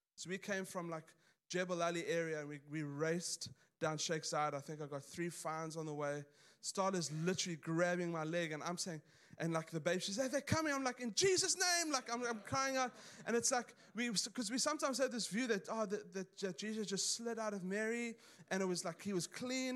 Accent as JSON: {"language": "English", "country": "South Africa", "tie": "born or raised there", "moved": "yes", "said": "I grew up in South Africa, pretty conservative."}